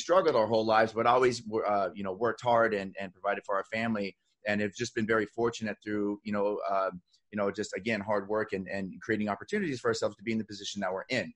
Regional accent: Phoenix, Arizona, United States; moved away; we're originally from Phoenix, Arizona

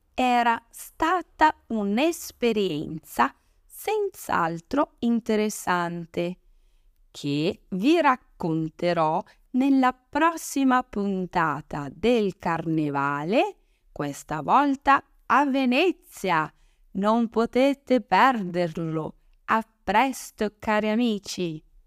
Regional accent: Brazil; Italian is a second language; moved away as an adult; also born or lived in Arma di Taggia, Liguria, Italy; now in Italy; Come brasiliana

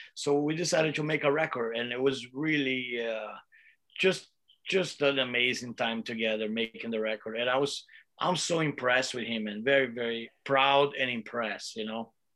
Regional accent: Brazil; now in United States; I come from Brazil, uh, and and you know, we were really poor. You know, my mom had to take care of me and Igor and my sister, and we used we li- we used to live in one little shack uh, in the back back room of my grandma's house

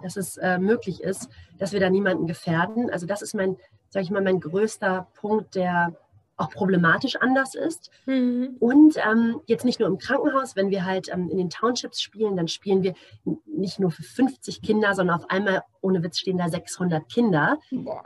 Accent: Germany; now in Namibia; für mich als äh, Deutsche

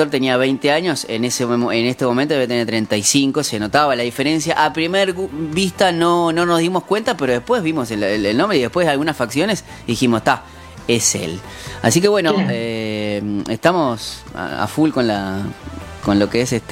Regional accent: Córdoba, Argentina; accent: Cordobés; Soy cordobés y ando sin

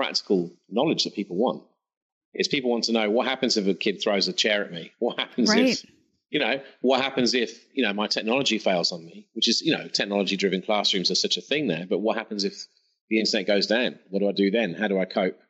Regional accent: England, United Kingdom; moved away as an adult; now in Australia; back home for me in England, I'm English, by the way, sorry for any listeners. Apologize for my accent in advance.

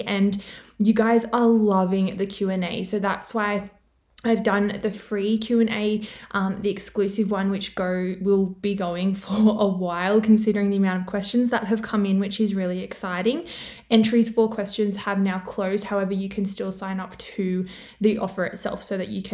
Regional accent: Australia; accent: Australian; I'm from Australia, which you can probably tell by my accent, which I didn't even know I had one

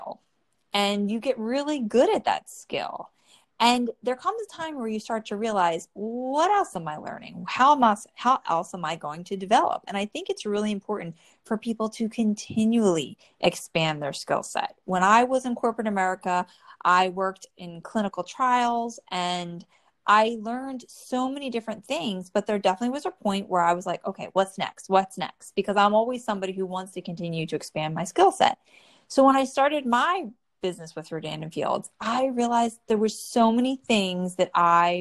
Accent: New Jersey, United States; born or raised there

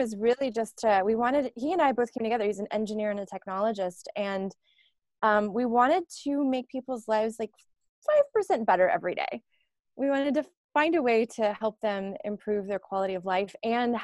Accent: Florida, United States; I grew up in Florida, grew up very poor

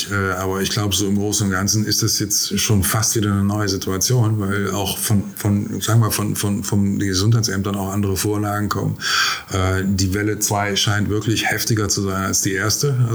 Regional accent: Gangelt, North Rhine-Westphalia, Germany; ja, ich bin aus Gangelt, aber wir Gangelter sind unschuldig.

